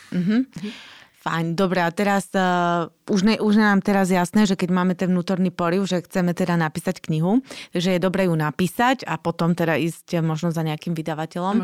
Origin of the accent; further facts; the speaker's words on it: Slovakia; sme my Slováci